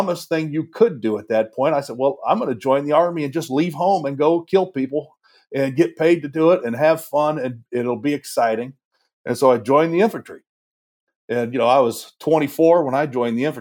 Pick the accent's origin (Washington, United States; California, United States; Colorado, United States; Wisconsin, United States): Washington, United States; moved away as an adult; also born or lived in the South; I grew up in Washington, you could drive miles and not see a church